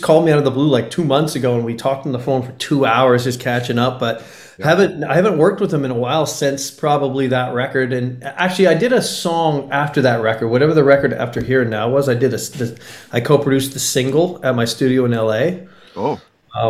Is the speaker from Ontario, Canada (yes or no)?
no; Comox, British Columbia, Canada; moved away as an adult; also born or lived in Los Angeles / Vancouver; I literally moved back to my hometown of the Comox Valley on Vancouver Island